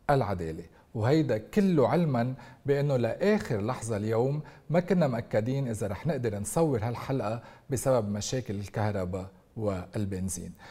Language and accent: Arabic; Lebanon; قد إيه حاسس هالضغوطات اليوميه اللي عم نمرق فيها كلبنانيين